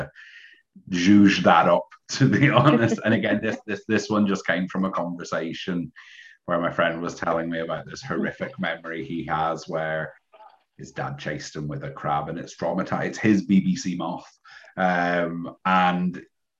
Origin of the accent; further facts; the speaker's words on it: Scotland, United Kingdom; now in Liverpool, United Kingdom; Being Scottish and moving down here, but I've been here for so long